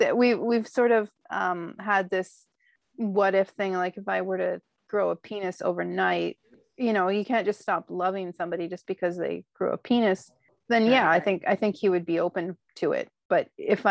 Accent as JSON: {"language": "English", "region": "Idaho", "country": "United States", "said": "I'm from Idaho"}